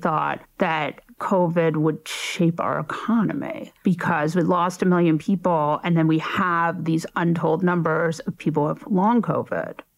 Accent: New York, United States; I grew up in New York and I was in New York on 9/11.

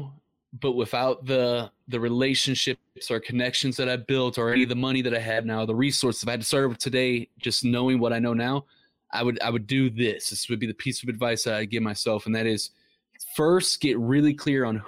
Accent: Ferguson, Missouri, United States; we grew up in Ferguson, Missouri

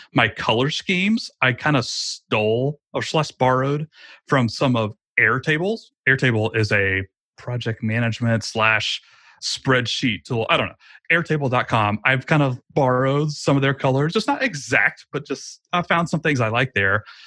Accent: Georgia, United States; I moved my family across the state of Georgia back to my hometown, actually, where I grew up.

